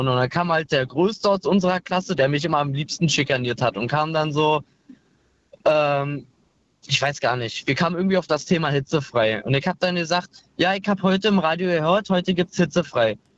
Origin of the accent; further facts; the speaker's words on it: Glöwen, Brandenburg, Germany; Aus Glöwen.